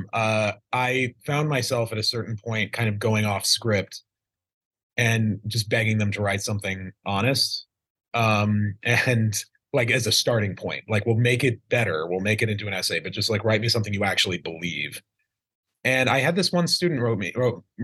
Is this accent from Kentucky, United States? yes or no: no; Idaho, United States; I grew up in Idaho in a small town